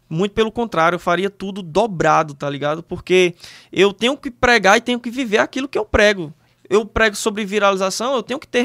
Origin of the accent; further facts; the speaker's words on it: Northeast Region, Brazil; Cara, eu sou é, nordestino